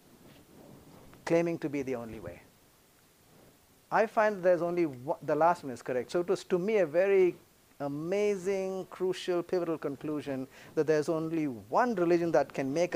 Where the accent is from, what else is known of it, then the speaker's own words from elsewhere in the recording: India; I'm from the Indian Peninsula